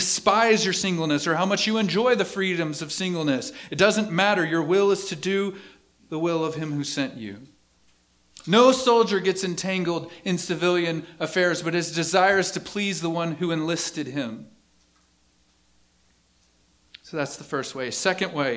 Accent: East Texas, United States; I'm from East Texas

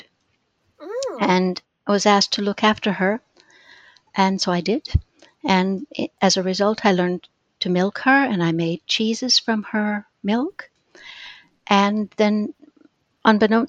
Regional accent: Minneapolis, Minnesota, United States; moved away as an adult; also born or lived in London, United Kingdom; now in United Kingdom; I was born in Minneapolis and lived there for my girlhood

